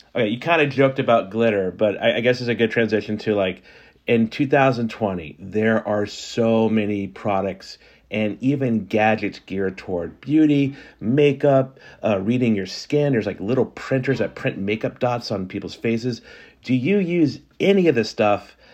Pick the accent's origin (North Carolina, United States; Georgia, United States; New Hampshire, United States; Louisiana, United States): Louisiana, United States; New Orleans; also born or lived in South Carolina; I grew up in New Orleans